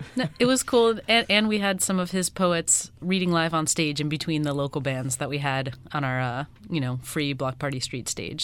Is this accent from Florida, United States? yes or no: yes; Miami, Florida, United States; I'm from here and I wanted my hometown to have one